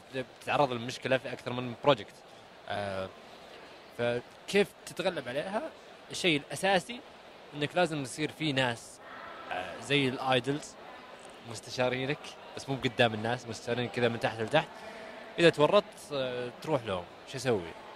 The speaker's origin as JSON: {"language": "Arabic", "country": "Saudi Arabia", "said": "انا كسعودي"}